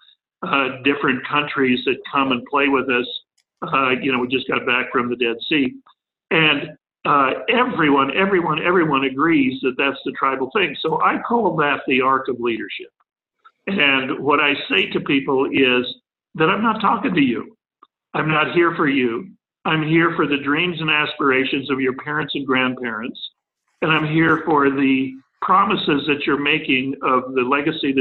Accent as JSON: {"language": "English", "region": "New Mexico", "country": "United States", "tie": "born or raised there", "also_born_or_lived": "Oraibi, Arizona / Texas", "said": "I grew up in New Mexico, but my family is Texan"}